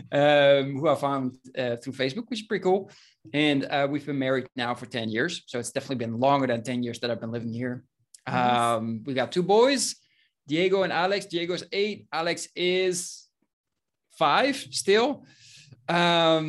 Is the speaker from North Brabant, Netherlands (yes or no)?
yes; Breda, North Brabant, Netherlands; moved away as an adult; now in Spain; I was born in Breda, which is a medium-sized city in the Netherlands, in the south, close to the Belgian border.